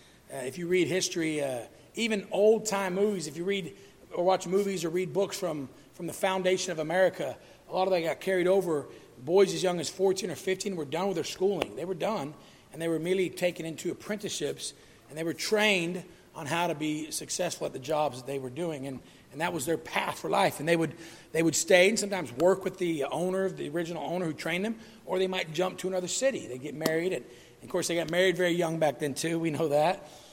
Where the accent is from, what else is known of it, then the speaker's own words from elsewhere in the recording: St. Augustine, Florida, United States; born there; And the reason I was born in San Augustine, Florida, is because that's where my dad was teaching at the deaf school.